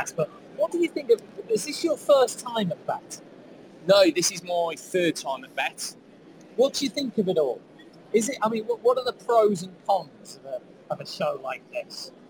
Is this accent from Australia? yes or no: no; Staffordshire, West Midlands, United Kingdom; now in Jersey; I've come from Jersey this morning. I'm not originally from Jersey, I'm from Staffordshire, but I get to teach in Jersey.